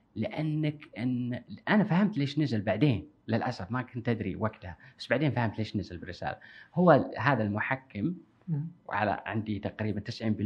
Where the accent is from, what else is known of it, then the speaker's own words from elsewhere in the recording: Kuwait; عندنا بالكويت